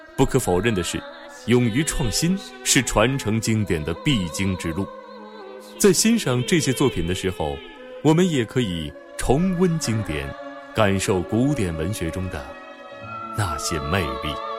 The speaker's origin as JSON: {"language": "Chinese", "country": "China", "said": "对我们中国人来说"}